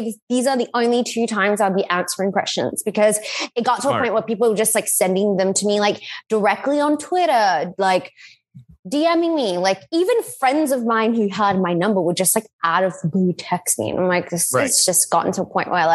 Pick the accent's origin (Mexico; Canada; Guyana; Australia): Australia; moved away as an adult; also born or lived in New York, United States; now in Los Angeles, United States; I'm Australian